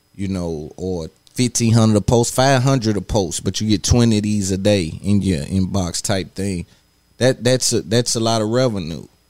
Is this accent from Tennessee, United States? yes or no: yes; Nashville, Tennessee, United States; I come from I come from East Cashville, East Side